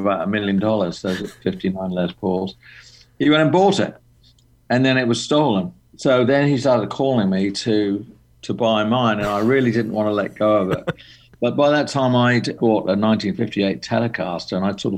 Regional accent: England, United Kingdom; moved away as an adult; also born or lived in London; now in Los Angeles, United States; I'm English, but, you know, I came to L.A. in my very early 20s

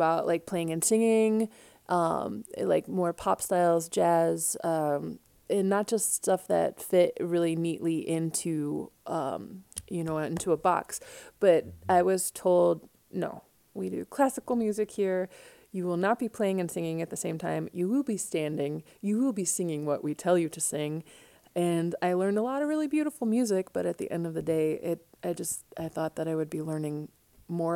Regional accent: Earlville, Illinois, United States; also born or lived in DeKalb, Illinois; now in Chicago, United States; Originally, I'm from a little tiny town called Earlville

